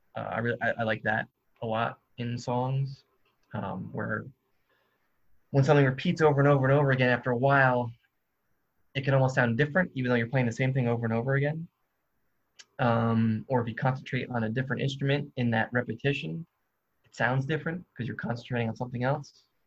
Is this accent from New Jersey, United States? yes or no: yes; New Jersey, United States; moved away as an adult; now in Athens, United States; I was raised in New Jersey. I live in Athens, Georgia for the past four years